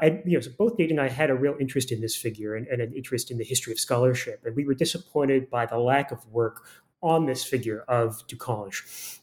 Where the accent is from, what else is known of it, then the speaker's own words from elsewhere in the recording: Florida, United States; now in Burnaby, Canada; And, I grew up in Florida, actually, so it was very far away from either Harvard or here where I am right now in BC.